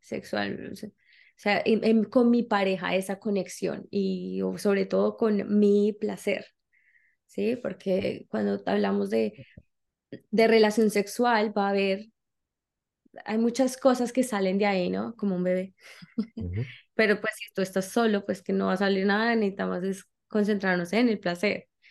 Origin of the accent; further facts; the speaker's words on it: Colombia; now in United States; soy colombiana, eh, pues, empecé a viajar desde hace mucho tiempo